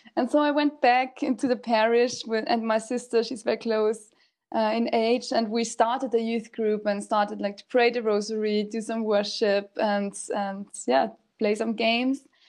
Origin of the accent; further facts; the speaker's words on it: Salzburg, Austria; I'm from Austria, Salzburg, and I'm 31 years old